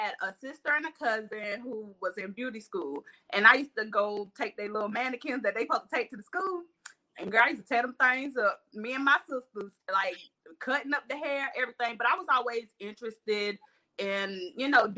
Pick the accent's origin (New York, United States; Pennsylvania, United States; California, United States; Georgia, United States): Georgia, United States; Albany; also born or lived in Charleston, South Carolina; I was born in Charleston, South Carolina, which you already know Albany, Georgia done raised me